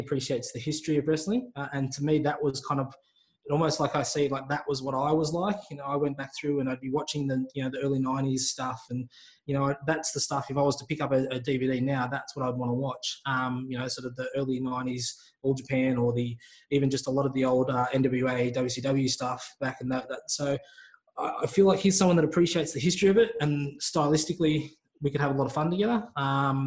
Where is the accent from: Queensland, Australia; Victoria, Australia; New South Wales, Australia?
Victoria, Australia; Melbourne; now in Sydney, Australia; I grew up in Melbourne, and Melbourne is a sports mad town